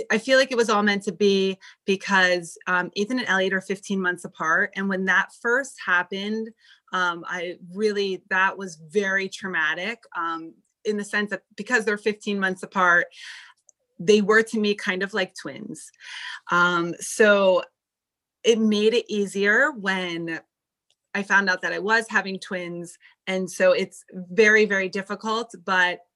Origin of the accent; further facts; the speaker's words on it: New Jersey, United States; moved away as an adult; also born or lived in Connecticut / New York City, United States; now in Beverly Hills, United States; I was born in New Jersey